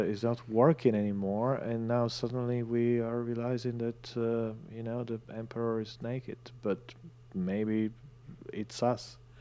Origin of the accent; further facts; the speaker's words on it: northern Italy, Italy; now in London, United Kingdom; I was in my hometown in northern Italy.